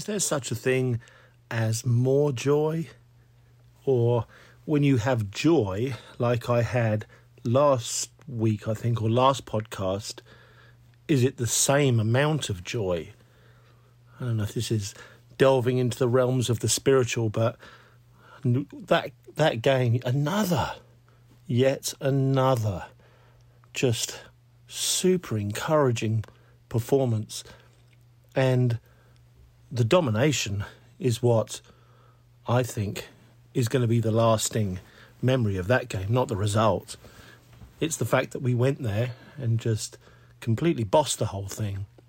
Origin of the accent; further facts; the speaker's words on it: England, United Kingdom; being English